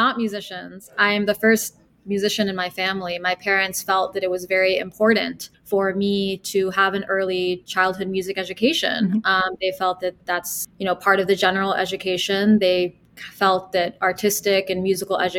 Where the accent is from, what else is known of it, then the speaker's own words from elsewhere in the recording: Washington, District of Columbia, United States; also born or lived in Milan; now in New York City, United States; I was born in Washington, D.C.